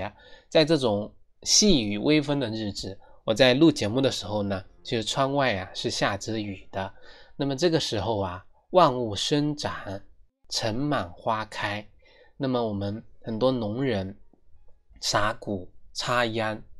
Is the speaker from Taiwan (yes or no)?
no; China; 其实这就是千百年来我们中华民族，我们中国人啊